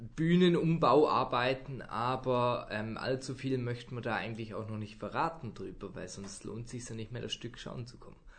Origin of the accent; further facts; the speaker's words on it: Zurich, Switzerland; moved away; Und am 18. Januar geht's dann in meine Heimat, das sind wir im Volkshaus in Zürich.